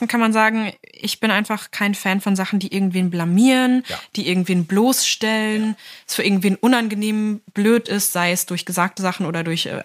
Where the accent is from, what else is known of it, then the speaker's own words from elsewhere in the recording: Lower Saxony, Germany; Niedersachsen, ja, wo ich herkomme.